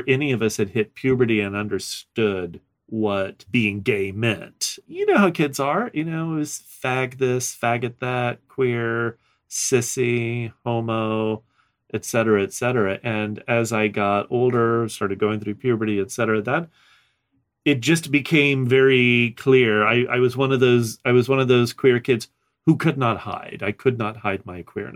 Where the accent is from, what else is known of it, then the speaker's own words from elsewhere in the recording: New Orleans, Louisiana, United States; moved away as an adult; I grew up in South Louisiana. I actually was born in New Orleans and spent most of my youth up until I was 25 in Louisiana, in the Deep South